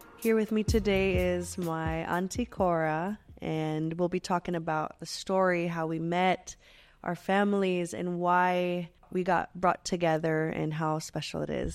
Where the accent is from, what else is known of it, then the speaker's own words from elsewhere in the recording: Olongapo, Central Luzon, Philippines; moved away; I was born in Olongapo.